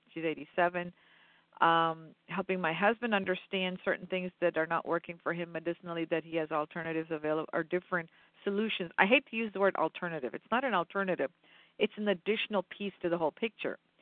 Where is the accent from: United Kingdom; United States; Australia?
United States; western Pennsylvania; also born or lived in India; I'm a western Pennsylvania girl.